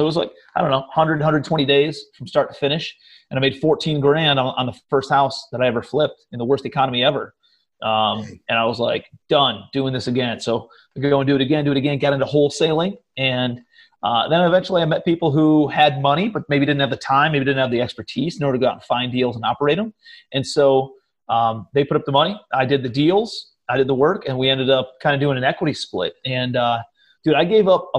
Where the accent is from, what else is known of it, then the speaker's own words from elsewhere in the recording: Cleveland, Ohio, United States; moved away as an adult; also born or lived in New York City / Charleston; I'm from Cleveland, Ohio originally, but my brother lived out in New York City. And so I moved out to New York after college